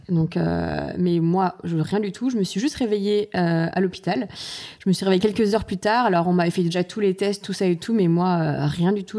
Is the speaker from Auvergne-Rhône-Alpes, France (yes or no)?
no; Nantes, Pays de la Loire, France; also born or lived in Saint-Maur-des-Fossés / Martinique; j'ai grandi, j'ai fait toute mon enfance, on va dire presque mon enfance et mhm. mon adolescence à Nantes